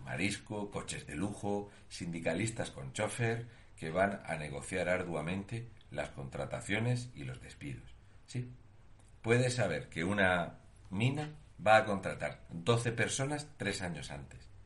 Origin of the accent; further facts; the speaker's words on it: Region of Murcia, Spain; un murciano encabronao